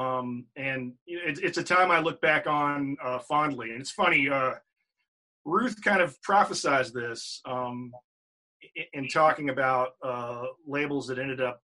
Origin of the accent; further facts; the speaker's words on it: Virginia, United States; moved away as an adult; also born or lived in San Francisco Bay Area; now in Richmond, United States; moved back to Richmond, Virginia, which is, you know, my home state.